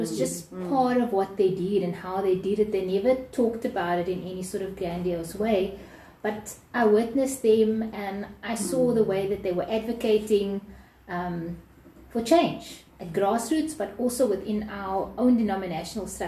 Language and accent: English; Cape Town, Western Cape, South Africa; I was born and bred in Retreat